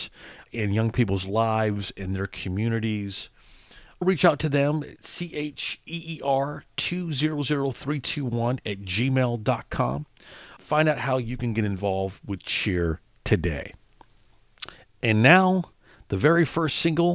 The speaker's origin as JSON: {"language": "English", "town": "Little Rock", "region": "Arkansas", "country": "United States", "tie": "born or raised there", "said": "she's also from Little Rock"}